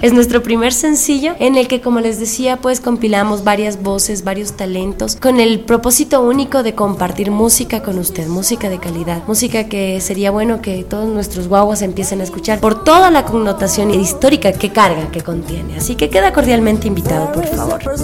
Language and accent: Spanish; Quito, Pichincha, Ecuador; Nací aquí en Quito, soy ecuatorianísima